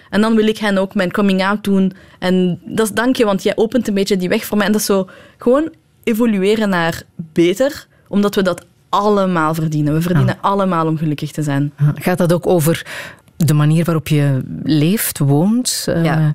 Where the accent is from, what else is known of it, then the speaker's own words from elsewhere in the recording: Iran; Dutch is a second language; Bijvoorbeeld als Iraanse vrouw mocht je niet...